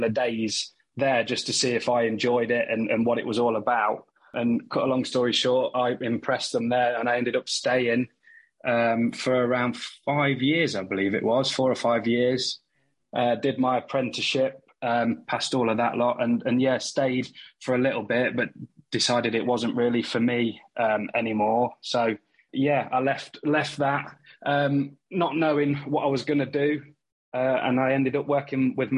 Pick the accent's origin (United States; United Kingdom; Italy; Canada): United Kingdom; Leicester, East Midlands; I'm from Leicester in the Midlands.